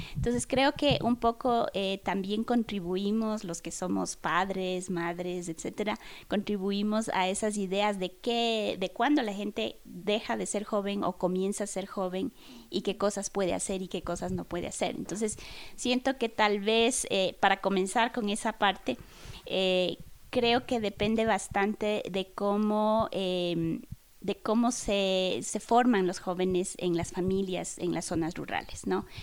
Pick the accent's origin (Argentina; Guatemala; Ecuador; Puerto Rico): Ecuador; Chimborazo; con mis abuelos, con mi madre, que somos del Chimborazo